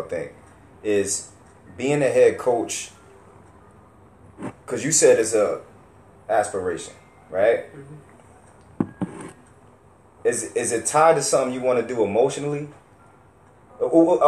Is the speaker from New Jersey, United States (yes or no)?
yes; Camden, New Jersey, United States; Us growing up in Camden